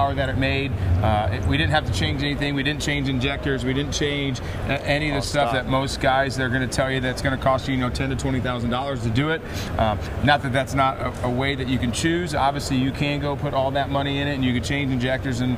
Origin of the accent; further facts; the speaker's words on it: Indianapolis, Indiana, United States; here in Indianapolis, Indiana, my hometown